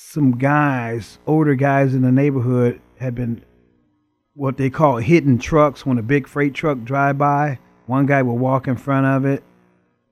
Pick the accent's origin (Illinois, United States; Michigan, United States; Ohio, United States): Illinois, United States; Chicago; growing up in the inner city of Chicago